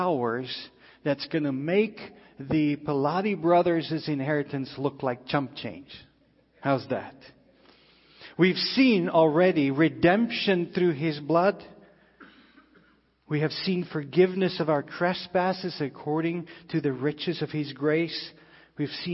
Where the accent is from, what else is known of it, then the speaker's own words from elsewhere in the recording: South Africa; moved away; we grew up in South Africa